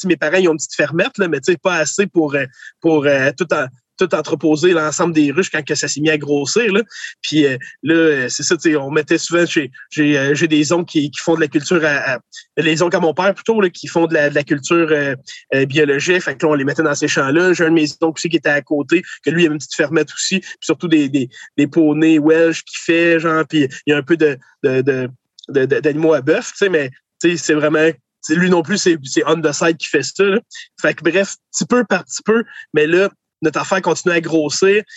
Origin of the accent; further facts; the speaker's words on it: Kingsey Falls, Quebec, Canada; j'ai été élevé à Kings Effort, au centre du Québec